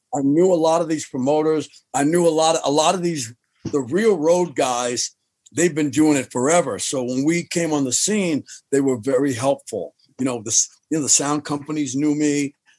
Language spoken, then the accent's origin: English; New York City, New York, United States; I'm from Jamaica, Queens.